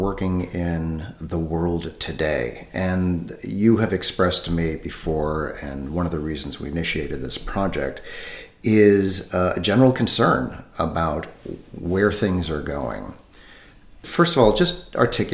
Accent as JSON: {"language": "English", "country": "United States", "moved": "as an adult", "lives_now": "Europe", "said": "I'm American, but I've been living in Europe for about, I think it's 23 years now."}